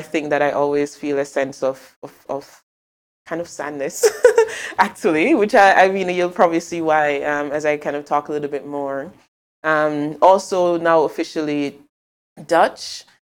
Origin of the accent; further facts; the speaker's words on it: Mandeville, Manchester, Jamaica; moved away as an adult; also born or lived in Kingston, Jamaica; now in Amsterdam, Netherlands; I'm not from Kingston, I'm from Mandeville in Jamaica, but Jamaica, where I'm from.